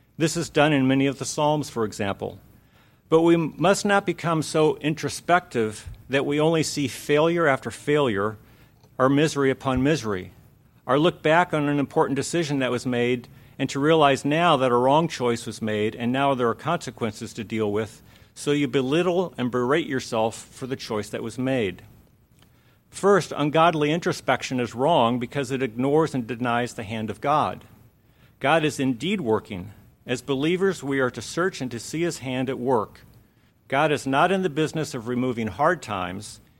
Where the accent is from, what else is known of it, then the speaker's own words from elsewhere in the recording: Lake Havasu City, Arizona, United States; moved away as an adult; also born or lived in Phoenix, Arizona; When I was eight, we moved to Lake Havasu City, where I spent the rest of my childhood